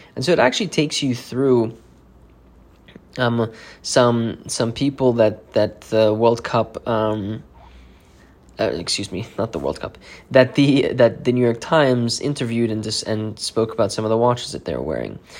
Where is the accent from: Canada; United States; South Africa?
South Africa; moved away; I'm originally from South Africa